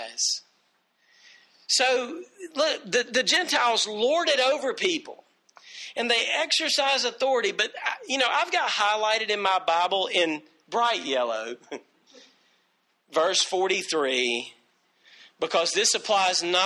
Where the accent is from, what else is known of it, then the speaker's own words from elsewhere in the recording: United States; I'm an American